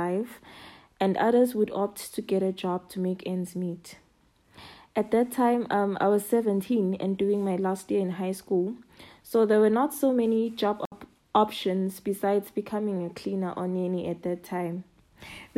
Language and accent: English; Nhlangano, Shiselweni, Eswatini; now in Johannesburg, South Africa; I hail from Hlangano in the Shiseleni region, but I'm currently based in Johannesburg.